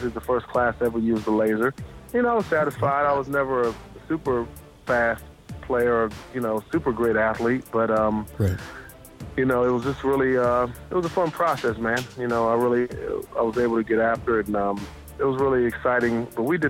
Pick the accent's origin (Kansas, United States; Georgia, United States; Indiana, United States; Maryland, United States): Georgia, United States; Athens; I grew up in Athens, Georgia, and lived in Athens, pretty much my whole life